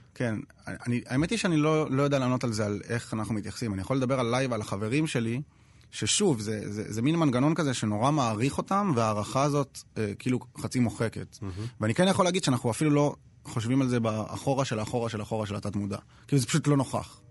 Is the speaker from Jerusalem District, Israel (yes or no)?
yes; Jerusalem, Jerusalem District, Israel; now in Tel Aviv, Israel; אנחנו שנינו ירושלמים, שנינו דתל"שים, אבל עכשיו גרים בתל אביב